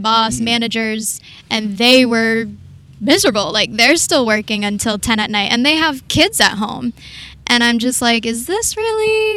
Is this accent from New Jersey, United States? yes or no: yes; New Jersey, United States; moved away as an adult; now in Ho Chi Minh City, Vietnam; I'm from New Jersey in the USA. Grew up there my whole life, and I'm 28 right now